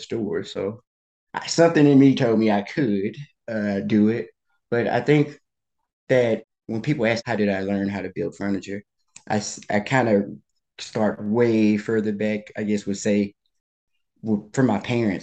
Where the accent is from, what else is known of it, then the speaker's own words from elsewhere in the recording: outside of Baton Rouge, Louisiana, United States; moved away as an adult; also born or lived in Washington, District of Columbia, United States; I'm originally from Louisiana. I grew up in outside of Baton Rouge.